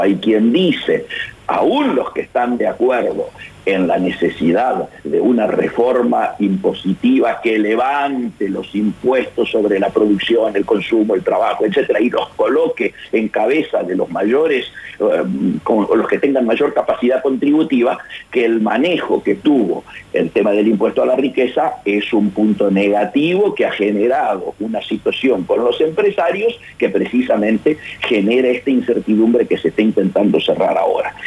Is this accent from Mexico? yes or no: no; Patagonia, Argentina; moved away as an adult; also born or lived in Resistencia, Chaco, Argentina; now in Buenos Aires, Argentina; yo, nacido, nacido en Resistencia Chaco y criado en la Patagonia